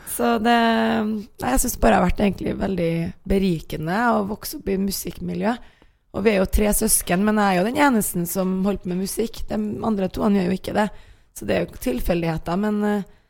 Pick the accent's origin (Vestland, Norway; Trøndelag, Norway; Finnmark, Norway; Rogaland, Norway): Trøndelag, Norway; Trondheim; accent: trøndersk; moved away; Jeg kommer fra Trondheim